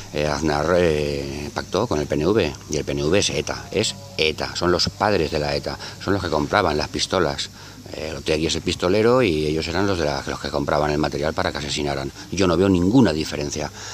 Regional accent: Catalonia, Spain; moved away; soy catalán, vivía en Cataluña

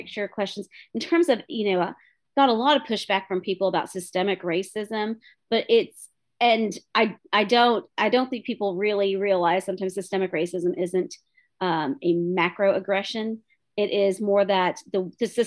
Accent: Tullahoma, Tennessee, United States; first language English; I was born and raised here in Tullahoma

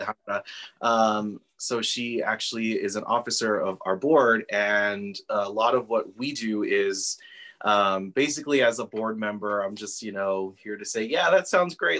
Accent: Socorro, Texas, United States; I'm originally from Socorro, yeah. so my family has been here for generations, right. um, and so we grew up uh, not far from the mission

